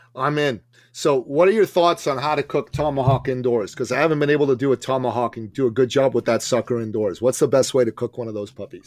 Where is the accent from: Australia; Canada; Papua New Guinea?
Canada; I'm Canadian